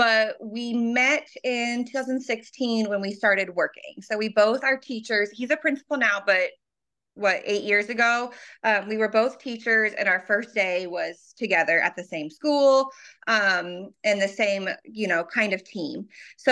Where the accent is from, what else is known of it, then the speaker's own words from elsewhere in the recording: Kansas City, Missouri, United States; I am born and raised in the Kansas City area